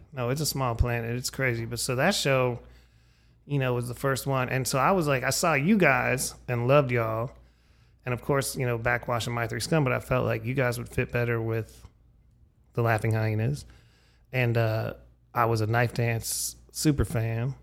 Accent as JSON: {"language": "English", "town": "Erie", "region": "Pennsylvania", "country": "United States", "tie": "born or raised there", "said": "my hometown of Erie, Pennsylvania"}